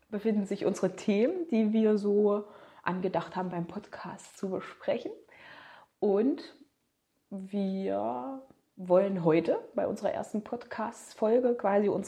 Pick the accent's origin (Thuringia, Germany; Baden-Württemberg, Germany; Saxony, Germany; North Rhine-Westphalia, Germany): Thuringia, Germany; kommen wir aus Thüringen.